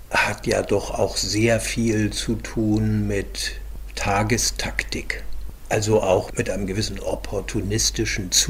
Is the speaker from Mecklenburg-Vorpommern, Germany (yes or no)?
no; Hamburg, Germany; musste dann über Jahre lernen als Hamburger Jung, der so lange im Rathaus war und so viele Kämpfe bestanden hat.